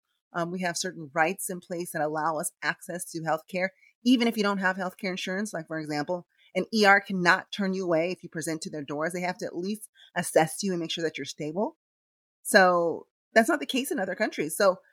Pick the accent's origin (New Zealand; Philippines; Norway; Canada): Philippines; English is a second language; now in Los Angeles, United States; Diego and I later moved to LA. But, you know, I have the ability to compare, you know, where and how I grew up in the Philippines compared to how things are here in the United States.